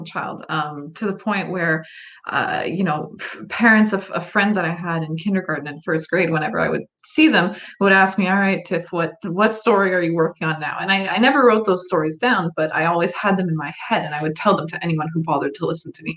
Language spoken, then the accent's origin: English; Canada; I am a Canadian author, so just across the border. And yes, it is a little bit colder up here in Canada.